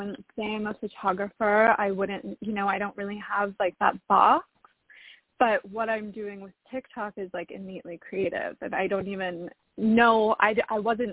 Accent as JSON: {"language": "English", "town": "Salt Lake City", "region": "Utah", "country": "United States", "tie": "born or raised there", "also_born_or_lived": "Los Angeles", "moved": "as an adult", "said": "I was born and raised in Salt Lake City."}